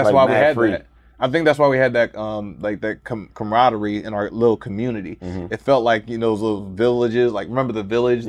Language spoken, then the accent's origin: English; Germany; also born or lived in Tacoma, Washington; Like, I grew up in Germany, actually.